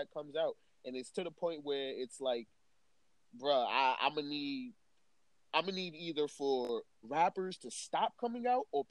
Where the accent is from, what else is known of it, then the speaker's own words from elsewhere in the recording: New York City, New York, United States; I am unapologetically a New Yorker